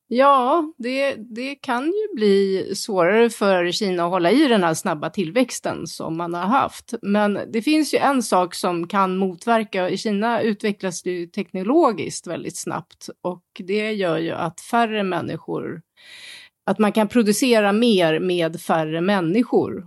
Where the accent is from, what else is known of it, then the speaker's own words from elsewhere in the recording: Sweden; now in Beijing, China; som svensk